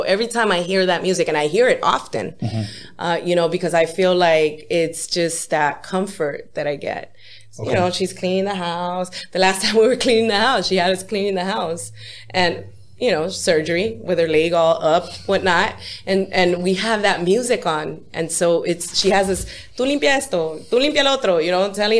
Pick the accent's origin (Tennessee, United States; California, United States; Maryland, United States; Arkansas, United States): California, United States; Los Angeles; born or raised there; also born or lived in San Fernando Valley